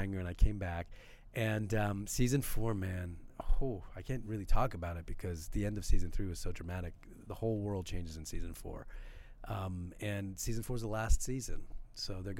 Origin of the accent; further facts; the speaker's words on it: Canada; I'm born and bred in Canada.